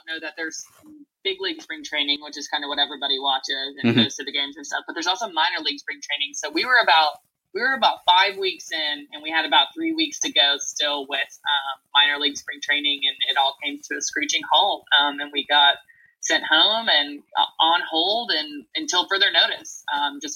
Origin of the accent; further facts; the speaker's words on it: Nashville, Tennessee, United States; I am originally from Nashville, Tennessee, born and raised.